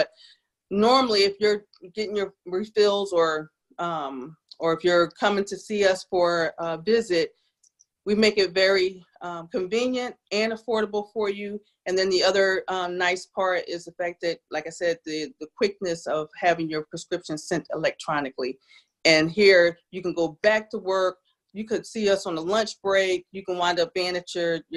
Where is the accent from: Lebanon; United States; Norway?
United States; New Jersey; now in South Carolina, United States; I'm from South Jersey.